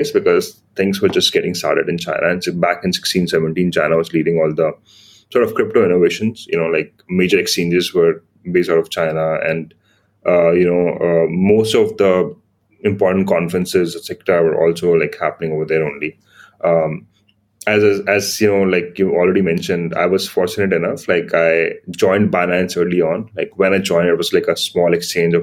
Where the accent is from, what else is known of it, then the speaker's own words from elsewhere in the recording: Yamunanagar, Haryana, India; moved away as an adult; also born or lived in Chandigarh / Shanghai; kind of grew up in a very small city in India called Yamunanagar. It's like it's in Haryana